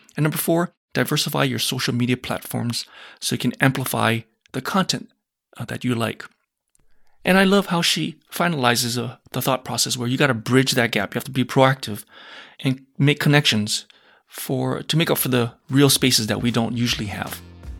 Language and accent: English; Hawaii, United States; University of Hawaii is where I got my medical degree from, and actually which is where I was born and raised.